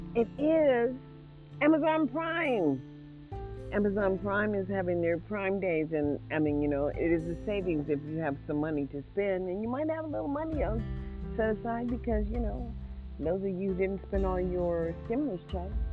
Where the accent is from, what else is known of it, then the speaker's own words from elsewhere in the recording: Mississippi, United States; now in Nevada, United States; I am African American, born in Mississippi